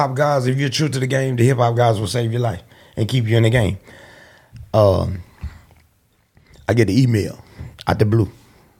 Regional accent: Bogalusa, Louisiana, United States; moved away; also born or lived in Houston, Texas; I'm right on the border, almost to Mississippi. My hometown, Bogalusa.

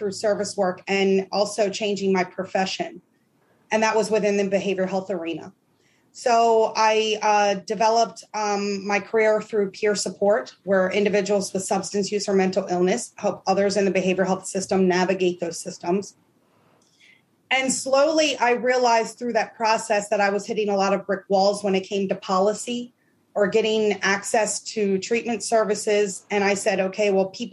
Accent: Maryland, United States; I grew up in Maryland

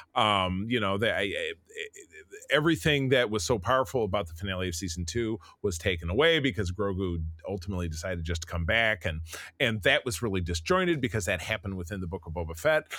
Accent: Grosse Pointe, Michigan, United States; my hometown of Grosse Pointe, Michigan

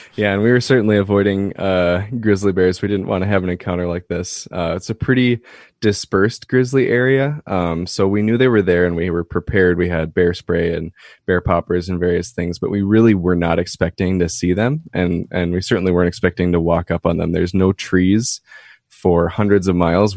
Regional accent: Minneapolis–Saint Paul, Minnesota, United States; moved away as an adult; now in Duluth, United States; I grew up in the Twin Cities, uh, Minnesota.

